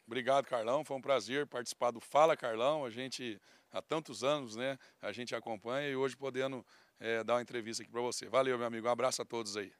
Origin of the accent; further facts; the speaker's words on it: Mato Grosso do Sul, Brazil; a gente foi criado aí no Mato Grosso do Sul